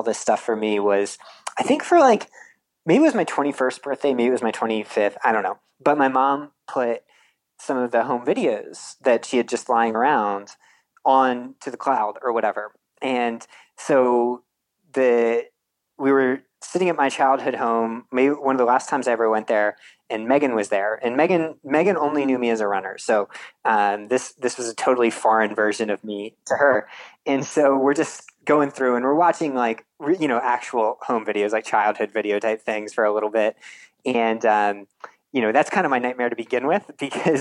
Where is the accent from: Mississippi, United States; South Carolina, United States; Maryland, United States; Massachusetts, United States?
Maryland, United States; Eastern Shore of; moved away; I grew up on the Eastern Shore of Maryland, which for anyone that's ever driven through there, it's like very farmlandy